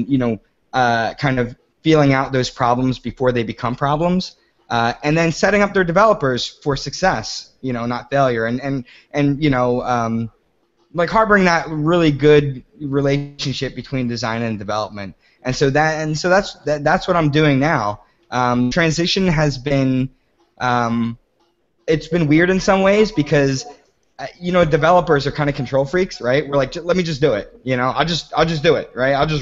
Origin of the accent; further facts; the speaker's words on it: New Jersey, United States; moved away as an adult; also born or lived in New York City; I grew up in South Jersey near Philadelphia, and then I moved to New York City for Code and Theory